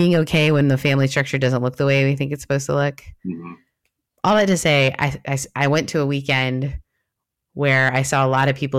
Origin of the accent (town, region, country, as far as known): Canada